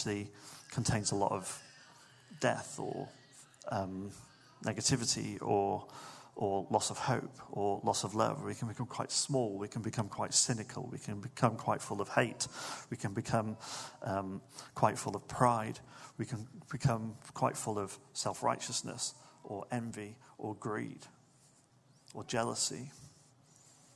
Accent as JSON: {"language": "English", "town": "Manchester", "region": "North West England", "country": "United Kingdom", "tie": "born or raised there", "said": "I remember growing up in Manchester in the 90s"}